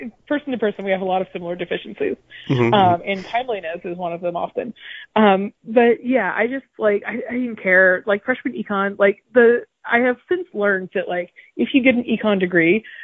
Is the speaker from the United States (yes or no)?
yes; Marietta, Georgia, United States; moved away as an adult; now in Brooklyn, United States; I'm from Marietta, grew up in Marietta, Cobb County Schools.